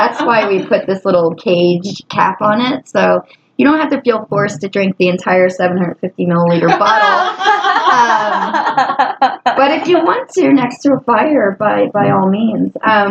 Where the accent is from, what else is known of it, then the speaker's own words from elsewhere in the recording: Philadelphia, Pennsylvania, United States; moved away as an adult; now in Salt Lake City, United States; actually, I'm from Philadelphia.